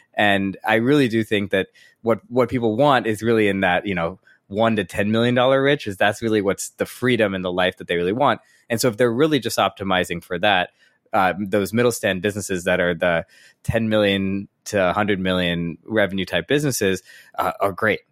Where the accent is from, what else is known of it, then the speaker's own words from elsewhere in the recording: St. Louis, Missouri, United States; born and raised in Saint Louis, Missouri